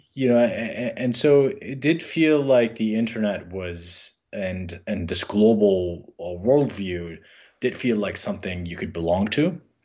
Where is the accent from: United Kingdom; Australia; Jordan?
Jordan; moved away; we grew up in Jordan